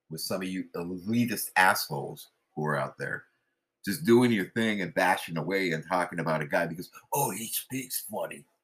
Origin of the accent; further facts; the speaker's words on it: West Coast, United States; also born or lived in Philippines; Because I grew up on the West Coast. I grew up in the Philippines. And it was kind of weird. You know, yeah, summers we'd be there in Asia and then rest of the time here and whatever.